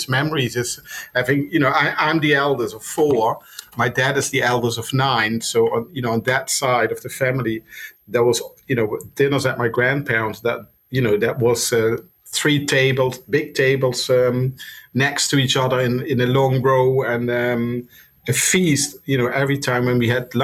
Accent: Maastricht, Limburg, Netherlands; English is a second language; moved away as an adult; now in London, United Kingdom; from Maastricht. That's a town in the Netherlands where I'm from

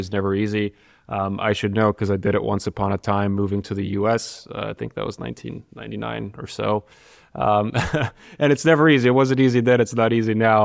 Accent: Sofia, Sofia City, Bulgaria; also born or lived in United States; now in Karlsruhe, Germany; my hometown, which is Sofia, Bulgaria

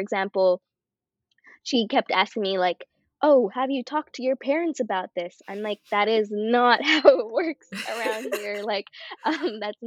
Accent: Canada; I'm Canadian

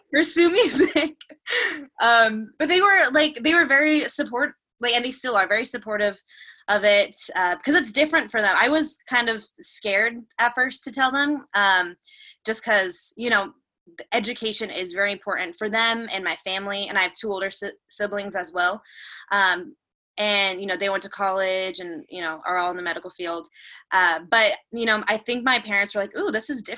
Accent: suburb outside of Phoenix, Arizona, United States; now in Los Angeles, United States; I grew up in like a large suburb outside of Phoenix

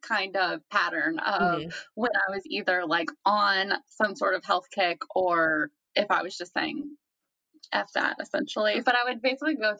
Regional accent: the South, United States; growing up in the South

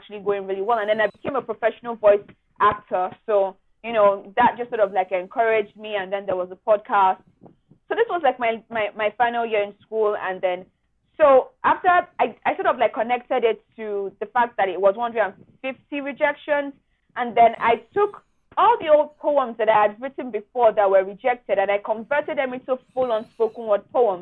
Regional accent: Nigeria; as a Nigerian youth

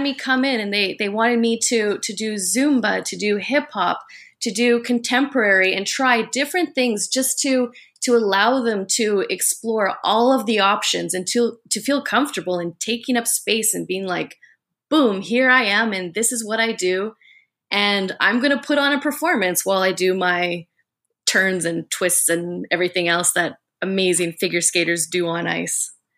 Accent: Vancouver, British Columbia, Canada; I'm from Vancouver, Canada, and the founder of Endorphin Rush Dance and Fitness

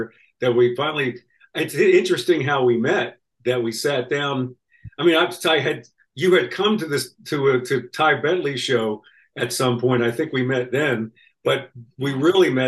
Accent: Philadelphia, Pennsylvania, United States; moved away; I'm from Philadelphia, Pennsylvania

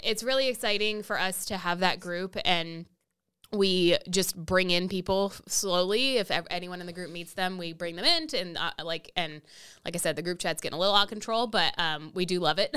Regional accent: Austin, Texas, United States; also born or lived in Massachusetts; I basically grew up in Austin my whole life

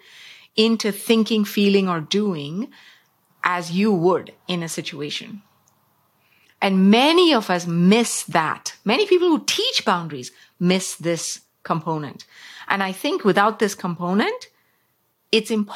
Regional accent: South India, India; When I was growing up in South India

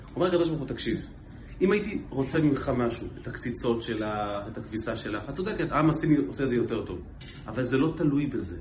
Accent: Israel; אנחנו הרי ישראלים

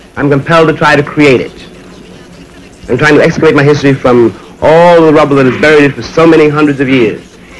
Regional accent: New York, United States; born there; My mother was born in Maryland. My father was born in New Orleans. I was born in New York.

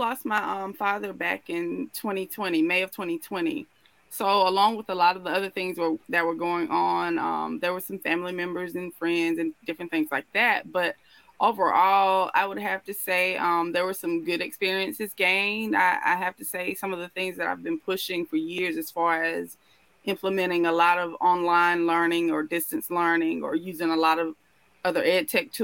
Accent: Starkville, Mississippi, United States; I'm actually from Mississippi, northern Mississippi here.

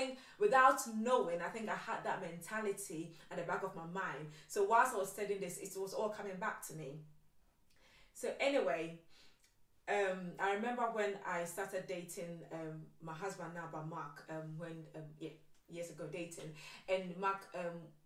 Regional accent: Ghana; So I went to boarding school in Ghana. I was born in Ghana and I went to boarding school like at the age of 6 years old.

